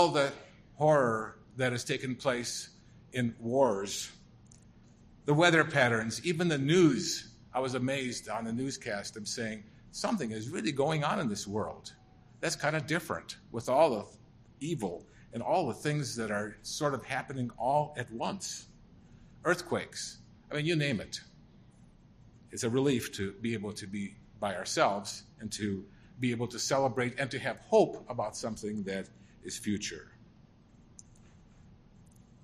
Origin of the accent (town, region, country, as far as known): St. Paul, Minnesota, United States; born or raised there; also born or lived in Germany (DP camp)